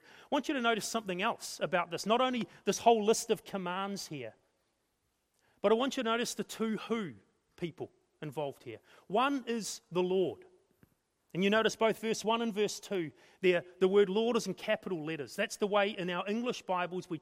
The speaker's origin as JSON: {"language": "English", "town": "Napier", "region": "Hawke's Bay", "country": "New Zealand", "tie": "born or raised there", "said": "the little church that we grew up in Napier"}